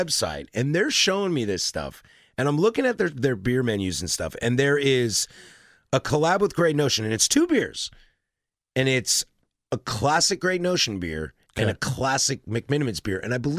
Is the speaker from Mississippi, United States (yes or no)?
no; Portland, Oregon, United States; I'm from here